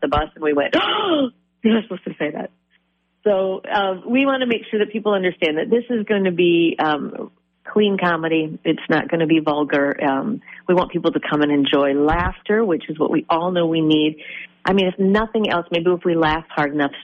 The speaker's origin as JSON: {"language": "English", "town": "Faribault", "region": "Minnesota", "country": "United States", "tie": "born or raised there", "said": "growing up in Faribault, we didn't have cell phones back when I was a kid"}